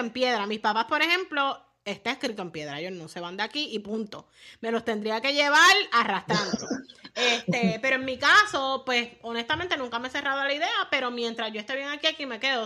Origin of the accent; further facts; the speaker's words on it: Puerto Rico; como puertorriqueños